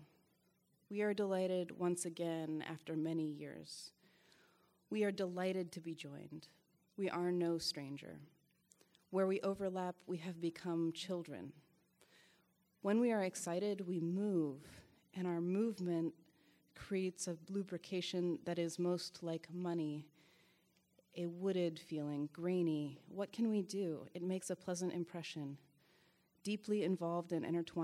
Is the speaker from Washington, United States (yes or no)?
yes; Washington, United States; I'm from Washington State